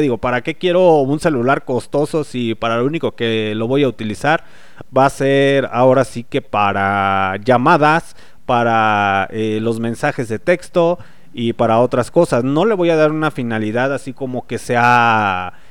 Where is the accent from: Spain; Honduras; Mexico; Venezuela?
Mexico; nosotros como mexicanos